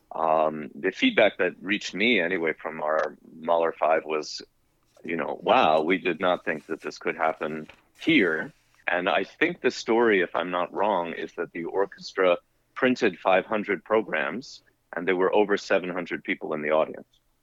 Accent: Englewood, New Jersey, United States; I grew up in Englewood, New Jersey.

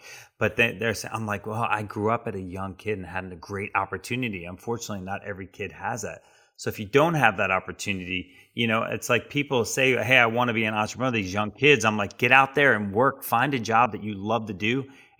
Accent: New Jersey, United States; For me, growing up in an entrepreneurial family on the Jersey Shore was like 4 months of hurry and 8 months of worry.

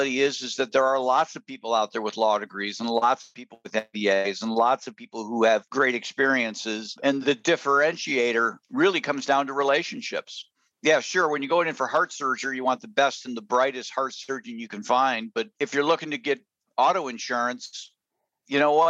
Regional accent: Houghton, Michigan, United States; moved away as an adult; also born or lived in Chicago, Illinois / Wisconsin / Ohio; I was born in Chicago, and by the time I was 8 years old, my father had gotten a PhD, and he got a job at a college in the Upper Peninsula of Michigan, Michigan Tech. So I grew up about as far north in Michigan as one could go.

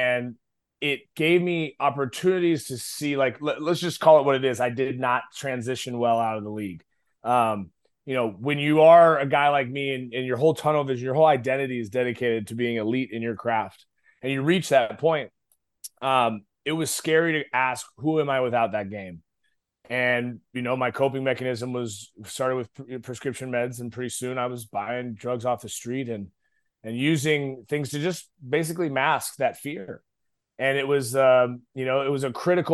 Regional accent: Eugene, Oregon, United States; moved away as an adult; also born or lived in Moscow, Idaho; now in Dallas, United States; a skinny pencil neck kid growing up in Oregon

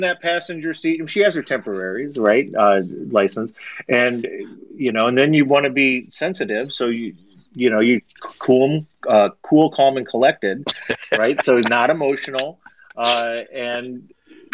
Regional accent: Toledo, Ohio, United States; moved away; also born or lived in Florida; I grew up on the Great Lakes and mainly Lake Erie and up there in Northwest Ohio

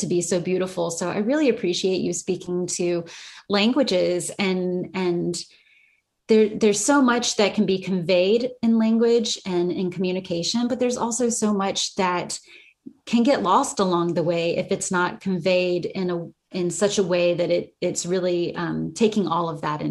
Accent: United States; accent: American English; first language English; English being my first language and the language that I've grown up with, American English

